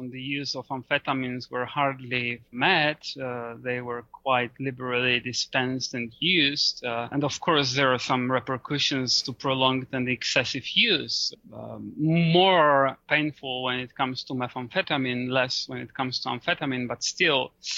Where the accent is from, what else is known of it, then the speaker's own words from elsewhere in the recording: Poland; my home country, Poland